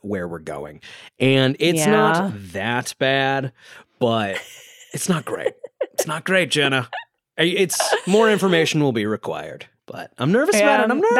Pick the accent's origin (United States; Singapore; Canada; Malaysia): United States; Connecticut; now in New York City, United States; And I'm from Connecticut, which is a pizza town. I then moved to a pizza town where I've lived for about a decade.